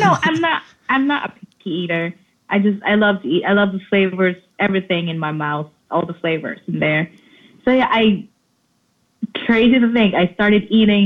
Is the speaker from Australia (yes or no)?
no; Philippines; moved away as an adult; also born or lived in New York City; I was born and raised in Philippines and I moved to New York City when I was 20